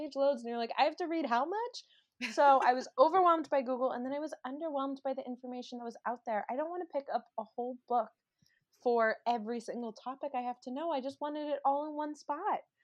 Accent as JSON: {"language": "English", "region": "Maryland", "country": "United States", "tie": "born or raised there", "moved": "yes", "lives_now": "Los Angeles, United States", "said": "I grew up in Maryland, and now I live in Los Angeles"}